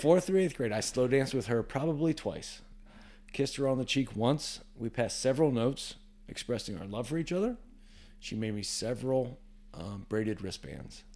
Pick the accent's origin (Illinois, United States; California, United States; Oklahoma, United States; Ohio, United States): Ohio, United States; Lima; also born or lived in upstate New York / Western Pennsylvania; born in upstate New York, moved to Ohio when I was five years old.